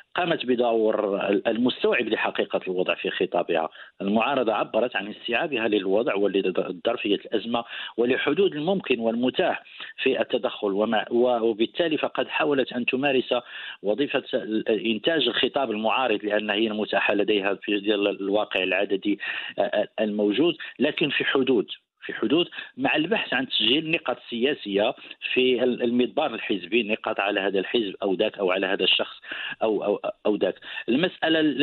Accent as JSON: {"language": "Arabic", "country": "Morocco", "also_born_or_lived": "Casablanca"}